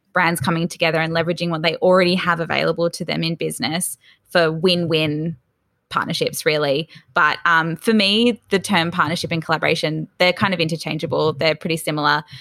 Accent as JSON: {"language": "English", "town": "Sydney", "region": "New South Wales", "country": "Australia", "tie": "born or raised there", "also_born_or_lived": "Melbourne", "said": "I was actually born in Melbourne, but my parents moved to Sydney's Northern Beaches, so quite north. We were in Newport, which is fairly close to Palm Beach. I grew up there, um, from about three years old"}